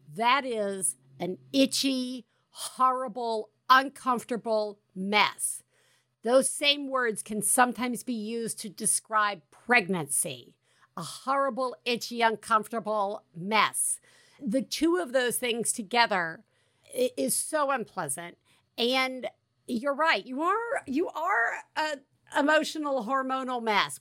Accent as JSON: {"language": "English", "region": "the South", "country": "United States", "accent": "Southern", "said": "the more my Southern accent comes out"}